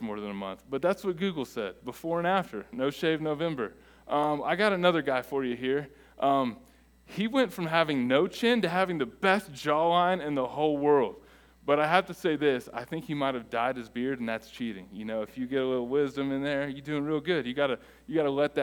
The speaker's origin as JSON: {"language": "English", "country": "United States", "said": "we are American"}